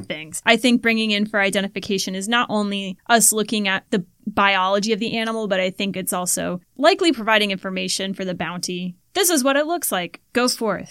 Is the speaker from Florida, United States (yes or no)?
yes; Florida, United States; growing up in Florida, oh you had these freshwater environments